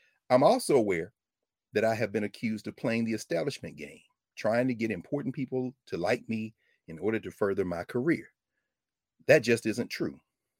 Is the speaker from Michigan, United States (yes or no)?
yes; Lansing, Michigan, United States; Man, I grew up in Lansing, Michigan. My daddy didn't miss a day of work in his life. My mom prayed for me every day. I got a big family. We all came working class.